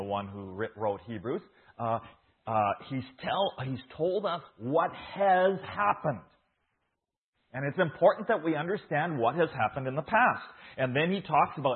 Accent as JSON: {"language": "English", "region": "Saskatchewan", "country": "Canada", "tie": "born or raised there", "moved": "as an adult", "lives_now": "Guatemala", "said": "I was born here in Saskatchewan. I was grew up in a farming community"}